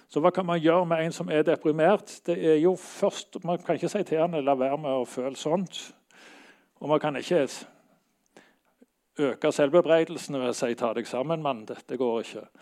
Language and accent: Norwegian; Bergen, Vestland, Norway; now in Oslo, Norway; Jeg flytta fra Bergen til Oslo her for ja, nokså lenge siden.